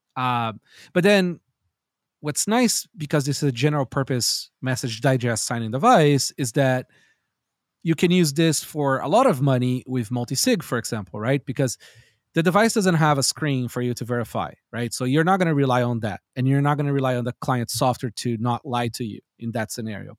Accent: Brazil; I grew up in Brazil

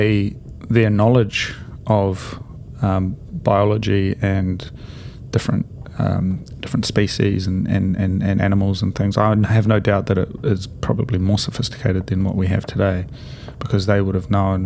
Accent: near Havelock North, Hawke's Bay, New Zealand; I used to go for these walks in the redwoods in Havelock North, so near my hometown

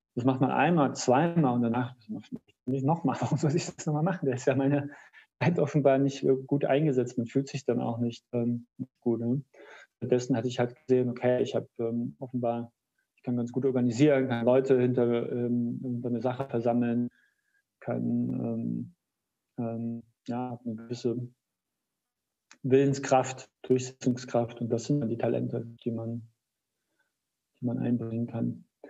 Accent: Kassel, Hesse, Germany; aus meiner Heimatstadt Kassel

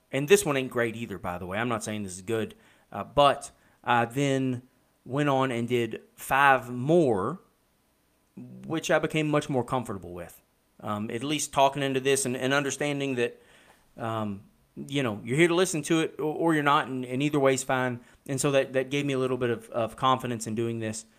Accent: Kentucky, United States; I'm from Kentucky

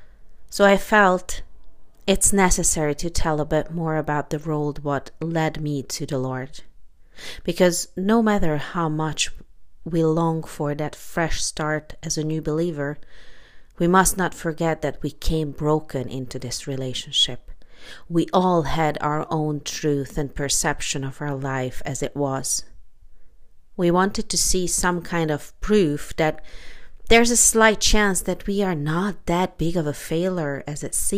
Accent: Hungary; moved away; I am Hungarian, lived there most of my childhood

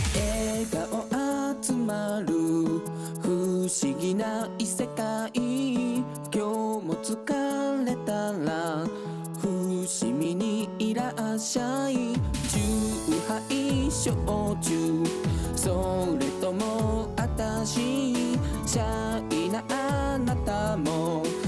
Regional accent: Nagoya, Aichi, Japan; 名古屋生まれ名古屋育ちのドラッグクイーン

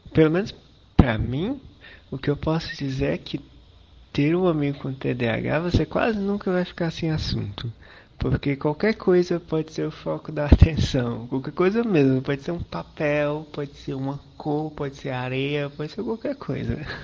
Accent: Fortaleza, Ceará, Brazil; eu sou de Fortaleza

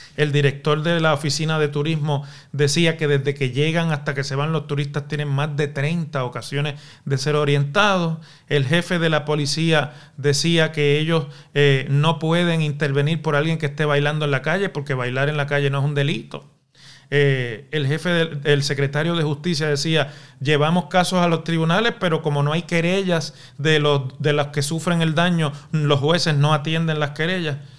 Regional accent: Puerto Rico

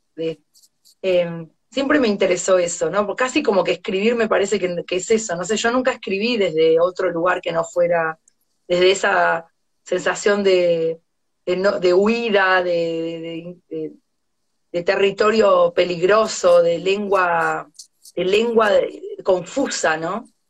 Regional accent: Argentina; also born or lived in Buenos Aires; now in France; somos argentinos

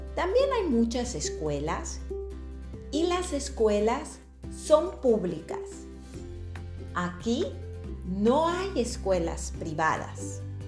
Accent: Mexico; now in Netherlands; una mexicana en Holanda.

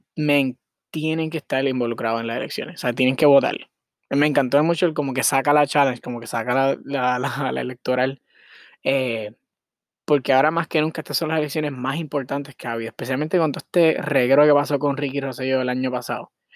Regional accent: Puerto Rico; moved away as an adult; now in Miami, United States; yo soy de Puerto Rico, yo soy boricua, yo nací allá, o sea, yo mi, eh, como es ay, puñeta, nací y me crié allá

